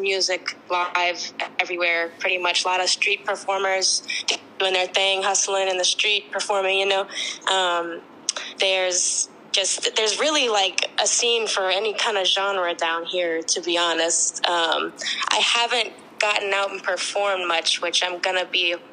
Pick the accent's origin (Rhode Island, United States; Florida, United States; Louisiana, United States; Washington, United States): Louisiana, United States; New Orleans; I'm from New Orleans, Louisiana